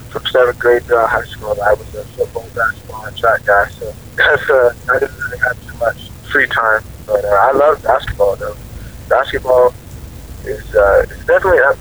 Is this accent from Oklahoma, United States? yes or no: yes; Oklahoma City, Oklahoma, United States; growing up, in Oklahoma City